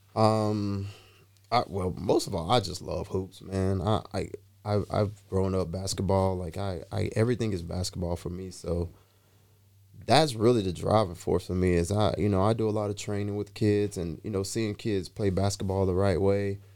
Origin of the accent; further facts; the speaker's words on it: Atlanta, Georgia, United States; moved away; I'm from Atlanta. I grew up in, in Teckwood Homes.